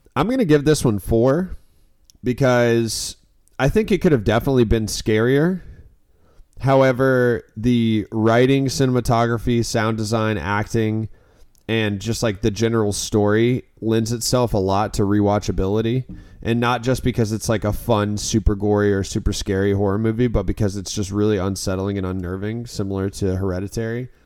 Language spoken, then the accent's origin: English; Florida, United States; I'm from Florida